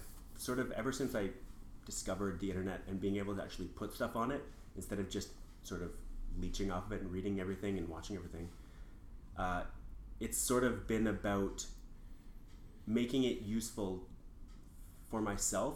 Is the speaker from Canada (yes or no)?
yes; Calgary, Alberta, Canada; now in Ottawa, Canada; I come from Calgary, and Calgary has had LRT since 1988